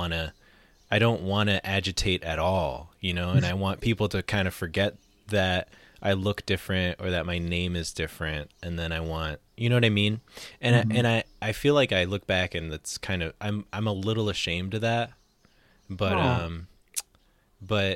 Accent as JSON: {"language": "English", "town": "Middletown", "region": "Connecticut", "country": "United States", "tie": "born or raised there", "said": "I grew up in Connecticut"}